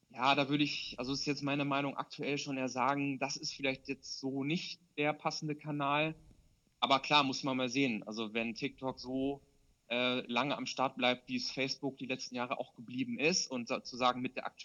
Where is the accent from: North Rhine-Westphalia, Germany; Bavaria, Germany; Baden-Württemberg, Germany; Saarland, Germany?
North Rhine-Westphalia, Germany; zu der Zeit habe ich halt noch in Bielefeld studiert und habe halt auch noch in meiner Heimat, äh, ist die Nachbarstadt von Bielefeld, äh, gewohnt.